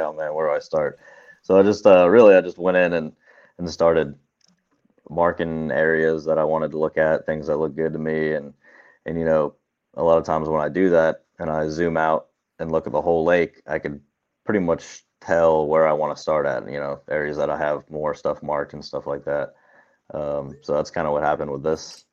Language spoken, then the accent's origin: English; Cincinnati, Ohio, United States; I'm from Cincinnati, Ohio